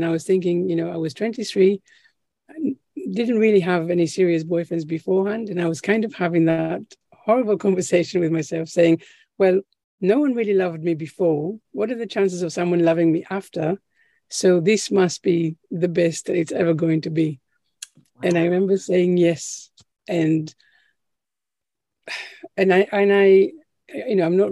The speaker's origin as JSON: {"language": "English", "country": "Israel", "moved": "yes", "lives_now": "United Kingdom", "said": "where we come from Israel, where I'm originally from"}